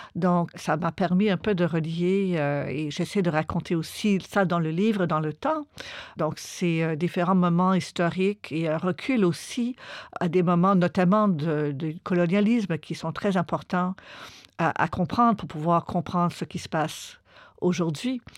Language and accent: French; Montreal, Quebec, Canada; j'ai grandi à Montréal, au Québec, au Canada